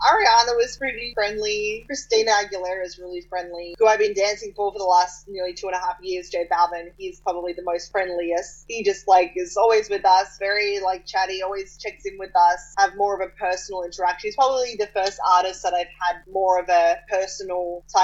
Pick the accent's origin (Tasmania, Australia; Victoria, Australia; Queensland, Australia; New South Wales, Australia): New South Wales, Australia; Sydney; moved away as an adult; now in Los Angeles, United States; I grew up in Australia and why I'm Australian